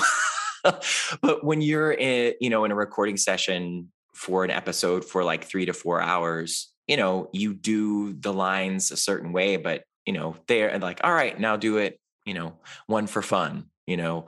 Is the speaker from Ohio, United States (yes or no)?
yes; Cleveland, Ohio, United States; moved away; I grew up in Cleveland, Ohio